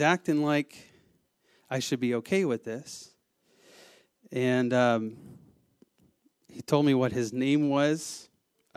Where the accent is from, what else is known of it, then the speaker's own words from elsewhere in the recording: the South, United States; I am from the South